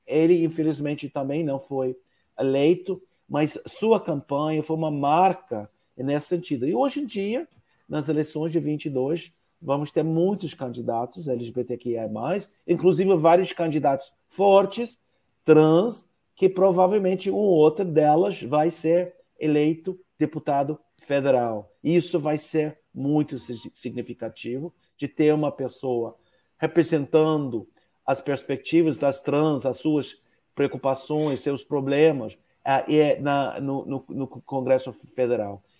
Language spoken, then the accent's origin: Portuguese; United States; Portuguese is a second language; moved away; also born or lived in São Paulo, Brazil